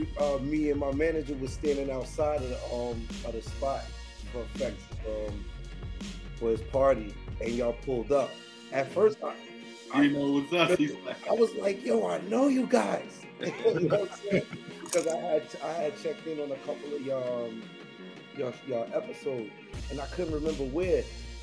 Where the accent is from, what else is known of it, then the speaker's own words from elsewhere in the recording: Queens, New York, United States; Yeah, man. Yeah, I'm from the bush. Definitely. Southside, it was an amazing experience.